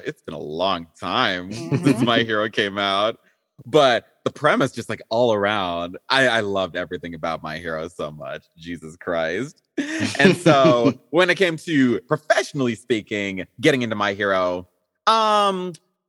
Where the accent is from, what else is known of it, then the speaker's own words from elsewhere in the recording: Texas, United States; also born or lived in Zimbabwe; I've lived most of my life essentially in the States, specifically in Texas over here.